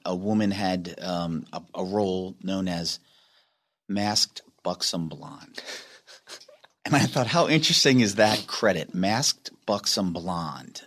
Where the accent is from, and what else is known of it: Delaware, United States